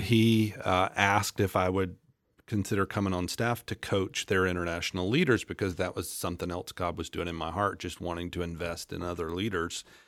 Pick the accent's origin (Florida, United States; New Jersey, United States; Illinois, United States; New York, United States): Florida, United States; Central; moved away as an adult; now in Topeka, United States; my wife and I both were born and raised in Central Florida